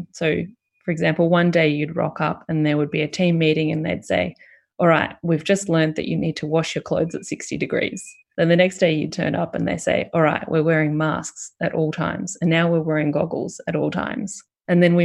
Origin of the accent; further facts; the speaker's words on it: Fairfield, Victoria, Australia; also born or lived in Richmond; I grew up in Fairfield, went to high school in Richmond